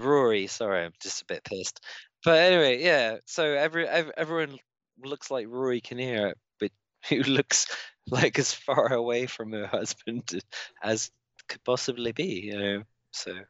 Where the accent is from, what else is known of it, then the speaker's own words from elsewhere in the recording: United Kingdom; as a British person